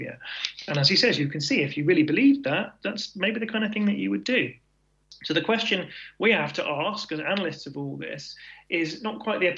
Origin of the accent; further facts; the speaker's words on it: United Kingdom; as British people